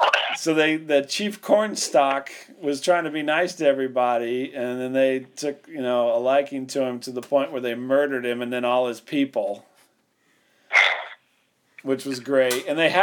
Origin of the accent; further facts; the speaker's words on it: Canada; I'm Canadian.